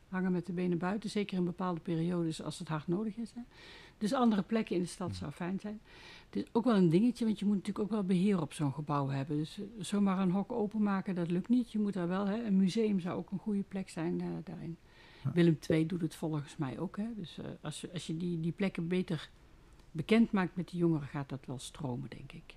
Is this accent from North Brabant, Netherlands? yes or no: yes; Made, North Brabant, Netherlands; Ik kom uit Maden. Dat ligt naast Hoge Zwaluwen.